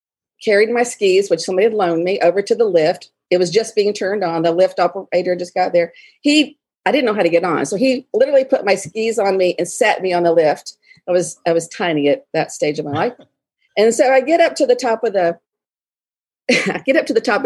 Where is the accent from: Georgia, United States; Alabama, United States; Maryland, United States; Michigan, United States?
Alabama, United States; moved away as an adult; also born or lived in Colorado; I never left the South. I'm from Alabama. Never left the South